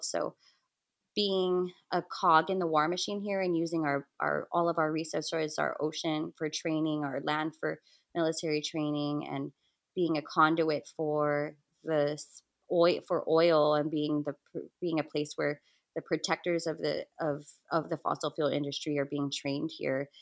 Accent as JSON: {"language": "English", "country": "Guam", "said": "I'm from the Mariana Islands, primarily residing in Guahan, or Guam as it's better known, in the Western Pacific"}